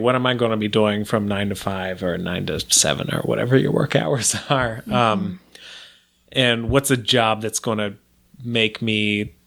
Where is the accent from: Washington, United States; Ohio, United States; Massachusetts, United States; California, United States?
Ohio, United States; moved away; growing up in Ohio